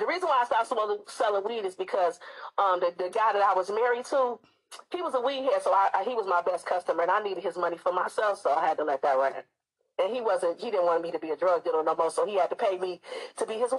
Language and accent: English; Detroit, Michigan, United States; now in Seattle, United States; I'm calling you from Seattle, but I'm a Detroit native, baby. D-Town, what up, though?